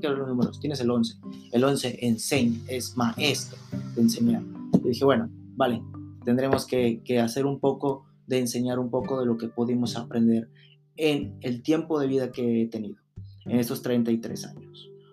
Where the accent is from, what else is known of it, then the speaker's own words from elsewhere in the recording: Chalma, Veracruz, Mexico; moved away as an adult; also born or lived in Cancún; now in Buenos Aires, Argentina; Yo nací en un pueblo que se llama Chalma. Para Chalma es en, Veracruz